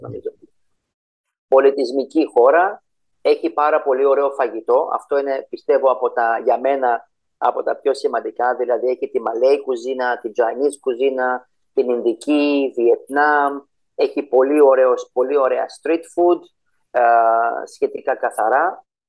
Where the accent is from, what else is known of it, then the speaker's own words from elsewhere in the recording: Greece; also born or lived in Cyprus; now in Malaysia; Είμαι από την Ελλάδα έτσι, γεννημένο στην Ελλάδα